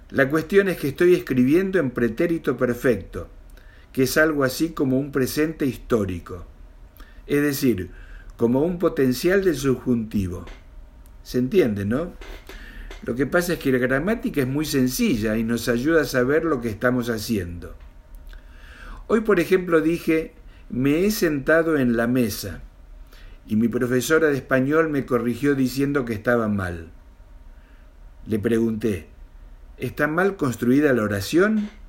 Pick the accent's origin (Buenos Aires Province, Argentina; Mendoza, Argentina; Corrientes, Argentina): Mendoza, Argentina; born there; now in Buenos Aires, Argentina; tengo 65 años, vivo acá en Capital Federal de la Argentina, aunque nací en Mendoza hace mucho, mucho tiempo.